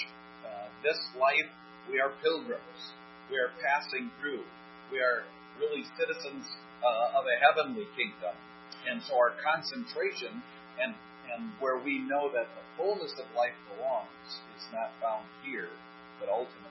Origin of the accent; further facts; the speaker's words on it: United States; as American citizens